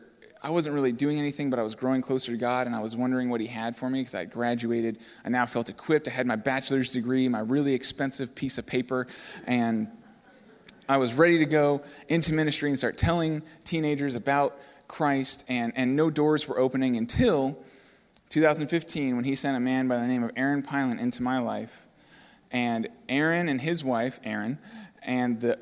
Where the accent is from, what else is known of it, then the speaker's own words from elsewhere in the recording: Cape Coral, Florida, United States; also born or lived in Fort Lauderdale, Florida; I was born in Fort Lauderdale, and I moved over to Cape Coral at a young age with my family